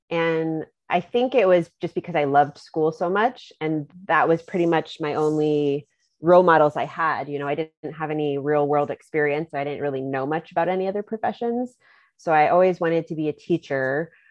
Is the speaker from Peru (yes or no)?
no; Germany; also born or lived in Virginia, United States; Um, did most of my growing up in Germany. That was ages 10 to 18.